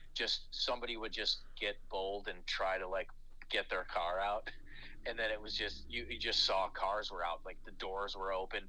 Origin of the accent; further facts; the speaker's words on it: Chicago, Illinois, United States; moved away as an adult; also born or lived in Los Angeles; I'm born and raised in Chicago and Chicago will always be home. I didn't leave Chicago